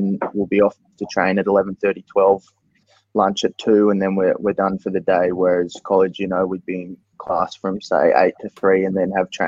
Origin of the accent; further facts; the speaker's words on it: Canberra, Australian Capital Territory, Australia; moved away as an adult; now in United States; we're both from Canberra. I remember when I was a young fella or a teenager going to Canberra Stadium